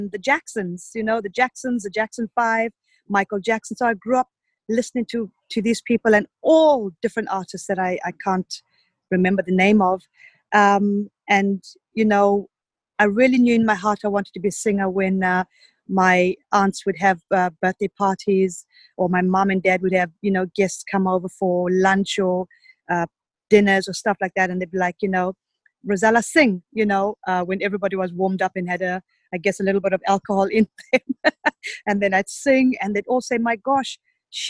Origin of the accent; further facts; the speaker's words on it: Zimbabwe; moved away as an adult; also born or lived in Zambia; now in England; I was born in Zambia and I grew up in Zimbabwe.